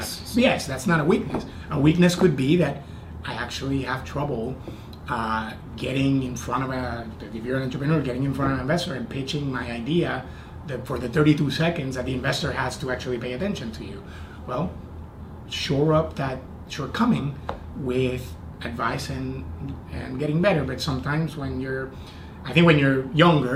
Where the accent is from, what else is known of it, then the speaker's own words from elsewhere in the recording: Puerto Rico; moved away as an adult; also born or lived in Indiana; I was born and raised in Puerto Rico, and I went to college in Indiana